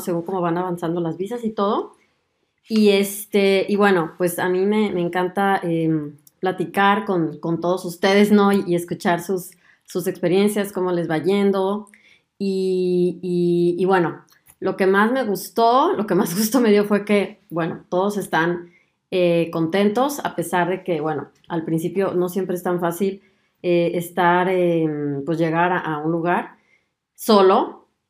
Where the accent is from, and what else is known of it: Mexico; moved away as an adult; now in Germany